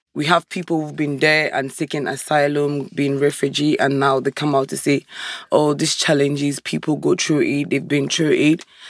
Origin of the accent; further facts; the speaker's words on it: Cameroon; moved away as an adult; I'm from Africa, originally from Cameroon